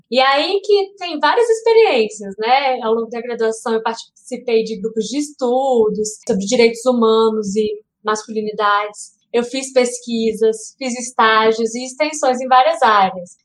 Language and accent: Portuguese; Brasília, Federal District, Brazil; Eu sou brasiliense